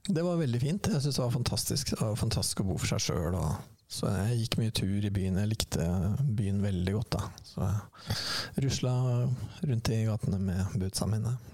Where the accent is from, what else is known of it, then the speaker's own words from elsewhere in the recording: Sarpsborg, Østfold, Norway; jeg er jo fra Sarpsborg